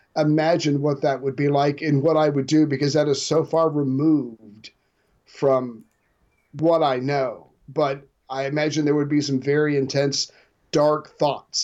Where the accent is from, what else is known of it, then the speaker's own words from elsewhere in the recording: United States; I'm an American